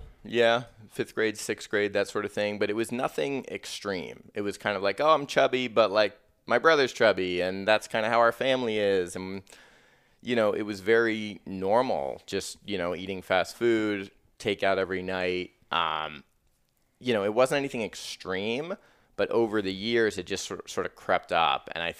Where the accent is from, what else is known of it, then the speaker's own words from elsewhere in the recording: Columbus, Ohio, United States; Well, I grew up originally in Columbus, Ohio